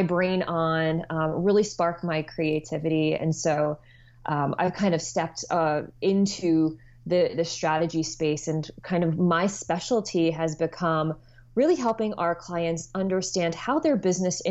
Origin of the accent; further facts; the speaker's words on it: New Jersey, United States; moved away as an adult; I am originally from New Jersey and have somehow, by the twists of fate, returned here once again